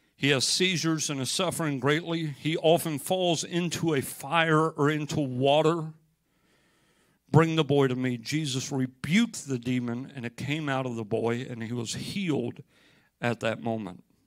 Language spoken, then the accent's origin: English; United States; I'm from America